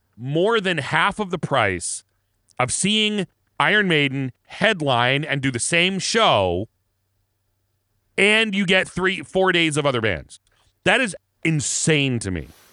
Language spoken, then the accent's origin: English; Erie, Pennsylvania, United States; we're from Erie